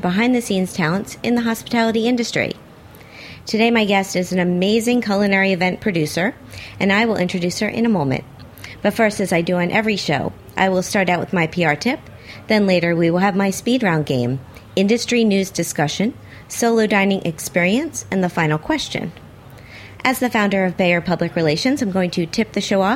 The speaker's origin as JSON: {"language": "English", "town": "Miami", "region": "Florida", "country": "United States", "said": "I'm from Miami"}